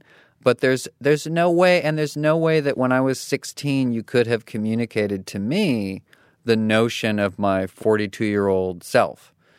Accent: Katy, Texas, United States; Well, so I grew up in Katy, Texas, which is outside of Houston.

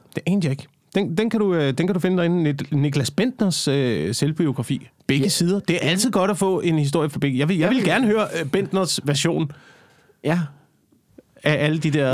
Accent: Slagelse, Zealand, Denmark; now in Copenhagen, Denmark; Slagelse, hvor jeg kommer fra

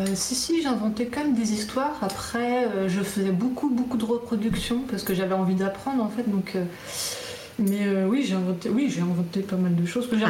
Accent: Guidel, Brittany, France; moved away as an adult; also born or lived in Nantes / Canada; je viens de Guidel, de Guidel, donc c'était à côté, entre Quimperlé et Lorient

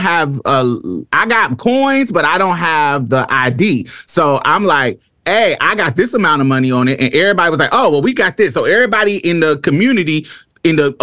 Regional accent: Indianapolis, Indiana, United States

